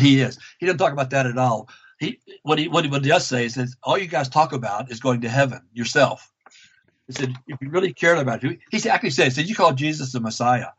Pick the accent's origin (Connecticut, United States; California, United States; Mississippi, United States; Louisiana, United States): Louisiana, United States; moved away as an adult; now in Vancouver, Canada; I grew up in Louisiana